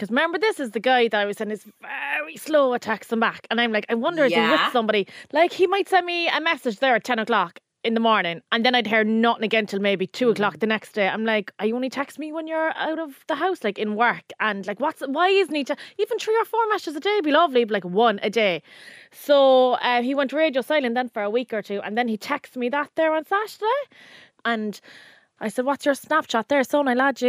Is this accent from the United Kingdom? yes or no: yes; London, United Kingdom; born there; About me, I'm a Londoner by birth